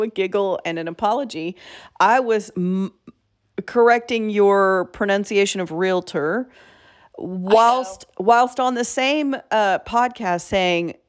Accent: the South, United States; I'm from the South and sometimes things come out sounding kind of funny

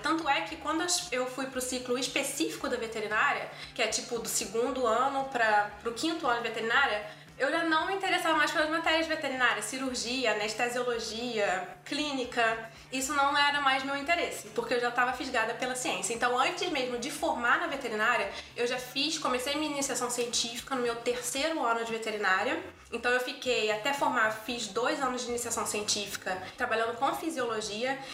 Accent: Rio de Janeiro, Brazil; moved away as an adult; now in Toronto, Canada; eu sou carioca, é, nascida e criada em Madureira, no, no subúrbio do Rio

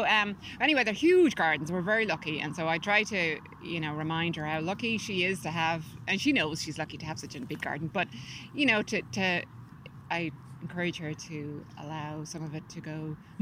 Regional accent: Dublin, Leinster, Ireland; moved away; also born or lived in California, United States; So I'm from Drumcondra, and mm-hmm. I'm back living there now after living in America for 25 years. I live in California.

